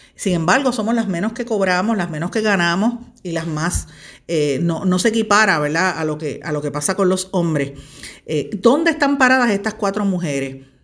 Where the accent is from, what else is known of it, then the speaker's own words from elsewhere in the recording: Puerto Rico; lo que somos las mujeres puertorriqueñas